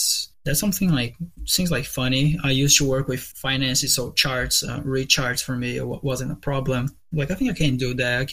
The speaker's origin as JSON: {"language": "English", "country": "Brazil", "second_language": "English", "moved": "as an adult", "lives_now": "United States"}